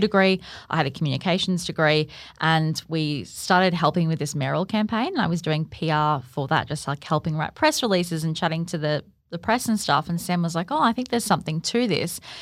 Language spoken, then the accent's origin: English; Gold Coast, Queensland, Australia; born and bred on the Gold Coast